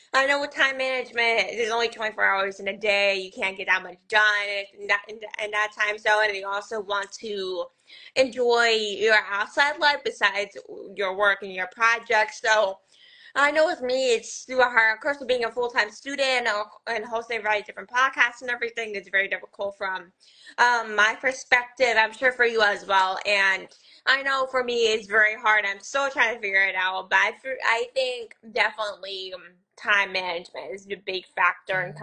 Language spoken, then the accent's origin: English; Scranton, Pennsylvania, United States; I'm from Scranton, Pennsylvania, the one and only The Office